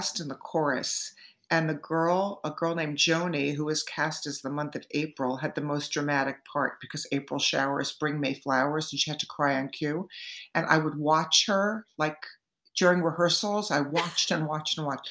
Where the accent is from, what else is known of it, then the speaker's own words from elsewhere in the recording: Hewlett Bay Park, New York, United States; I was raised out on Long Island